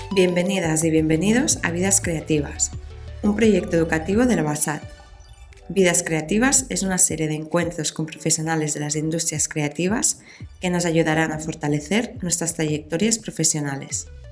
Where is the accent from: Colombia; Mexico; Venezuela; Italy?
Italy; also born or lived in Buenos Aires, Argentina; now in Barcelona, Spain; soy italiana